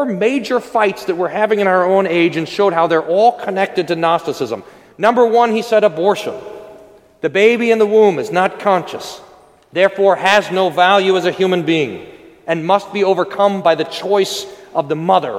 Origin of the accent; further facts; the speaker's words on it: United States; we're American